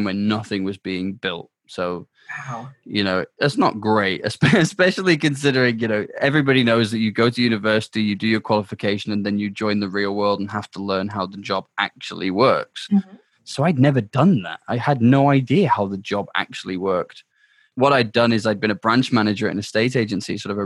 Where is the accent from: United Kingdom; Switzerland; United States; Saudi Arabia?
United Kingdom; also born or lived in South Africa; the UK. It's my home.